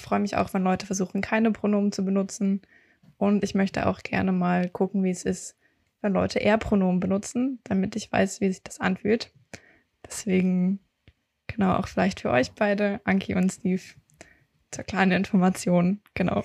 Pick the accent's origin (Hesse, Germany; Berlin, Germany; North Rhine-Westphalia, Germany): Berlin, Germany; ich komme aus Berlin